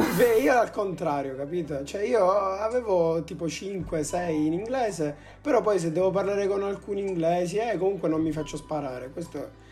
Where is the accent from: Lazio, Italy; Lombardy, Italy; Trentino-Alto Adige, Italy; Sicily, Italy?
Sicily, Italy; noi che siamo siciliani